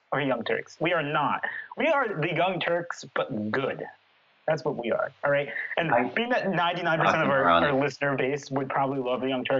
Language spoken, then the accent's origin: English; Brattleboro, Vermont, United States; moved away as an adult; now in New Orleans, United States; my hometown called Brattleboro